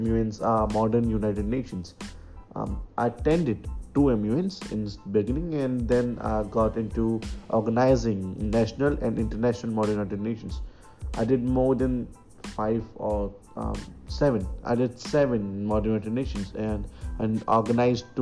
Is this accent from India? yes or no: yes; Agra, Uttar Pradesh, India; Agra is my hometown